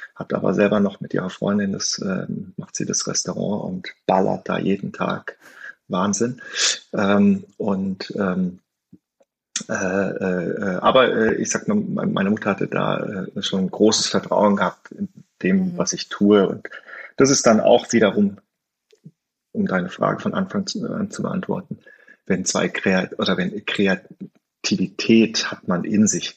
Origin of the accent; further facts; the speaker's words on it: North Rhine-Westphalia, Germany; moved away as an adult; now in Stuttgart, Germany; als Rheinländer